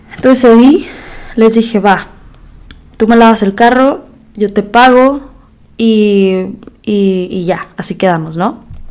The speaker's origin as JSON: {"language": "Spanish", "country": "Mexico", "also_born_or_lived": "United States", "moved": "as an adult", "lives_now": "Monterrey, Mexico", "said": "cómo somos los mexicanos"}